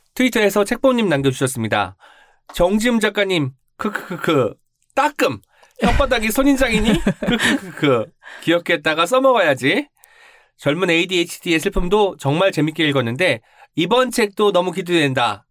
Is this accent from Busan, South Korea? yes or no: no; Jeonju, North Jeolla, South Korea; 제가 전주 사람 이지만